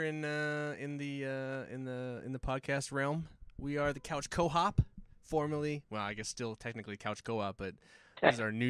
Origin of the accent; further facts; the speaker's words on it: Hawaii, United States; I'm Hawaiian